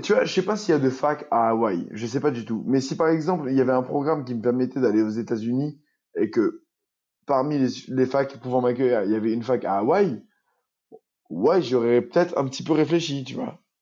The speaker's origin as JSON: {"language": "French", "town": "Saint-Benoît", "country": "Réunion", "tie": "born or raised there", "also_born_or_lived": "Albi", "moved": "yes", "said": "j'ai grandi à Saint-Benoît dans un quartier agricole."}